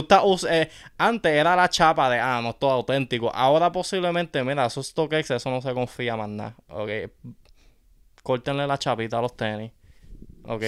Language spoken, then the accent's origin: Spanish; Yauco, Puerto Rico; café de Yauco, tú sabes, mi tierra nativa